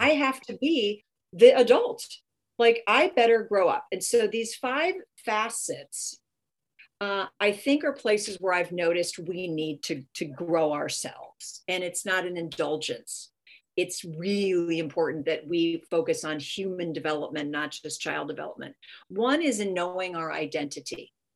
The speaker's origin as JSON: {"language": "English", "region": "California", "country": "United States", "said": "I'm from California"}